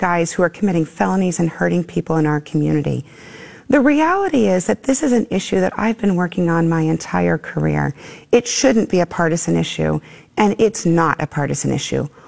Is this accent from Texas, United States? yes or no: no; Tucson, Arizona, United States; I was born and raised in Tucson